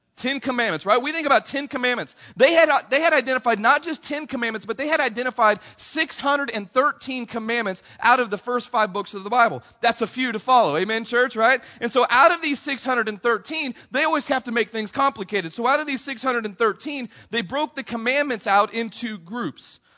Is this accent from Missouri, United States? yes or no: yes; Missouri, United States; I grew up in Missouri